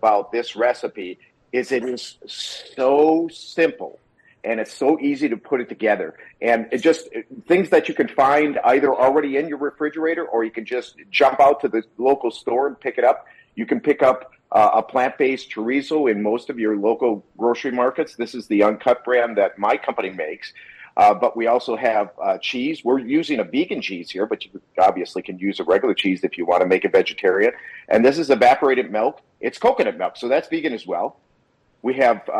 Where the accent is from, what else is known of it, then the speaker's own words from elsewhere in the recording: Wisconsin, United States; now in California, United States; I grew up in Wisconsin, live in California, so I am a cheese guy